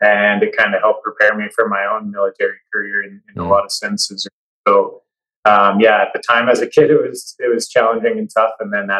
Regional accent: Toronto, Ontario, Canada; born there; also born or lived in Petawawa / Calgary; I was born in Ontario, in Toronto, because my dad was in the Airborne Regiment with 2 Commando in Petawawa. So I was born out in Ontario there, and we lived in Petawawa for 4 years, and then we moved out to Calgary

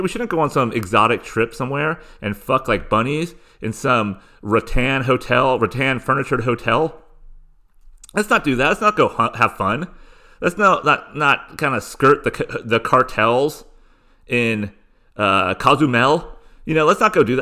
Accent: Southern California, United States; I grew up in Southern California

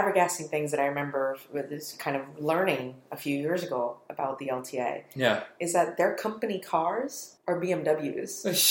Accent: United States; as an American

